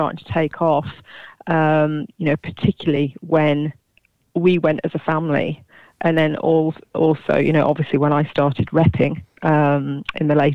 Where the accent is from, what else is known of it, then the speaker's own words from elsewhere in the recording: Kendal, North West England, United Kingdom; also born or lived in Leicestershire; now in Brampton, United Kingdom; I was born in Cumbria, in Kendal